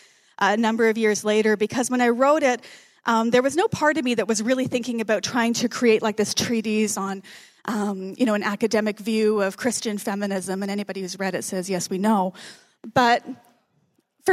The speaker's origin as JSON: {"language": "English", "town": "Calgary", "region": "Alberta", "country": "Canada", "tie": "born or raised there", "also_born_or_lived": "Regina, Canada / Winnipeg, Canada"}